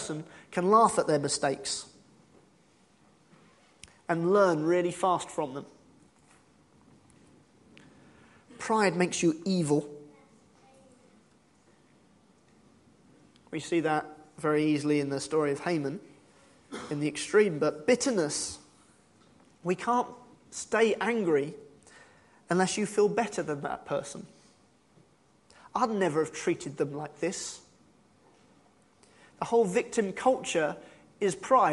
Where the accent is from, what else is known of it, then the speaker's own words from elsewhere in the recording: United Kingdom; we're British and we're very humble